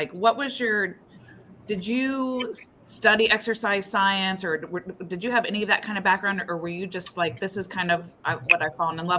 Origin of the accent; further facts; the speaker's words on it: Ohio, United States; we're from Ohio, most of us.